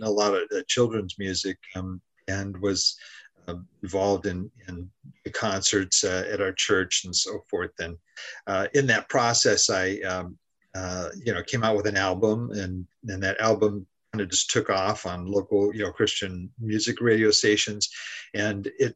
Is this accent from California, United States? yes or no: yes; Southern California, United States; also born or lived in Haiti; I'm from Southern California. That's where I am right now. I grew up in this area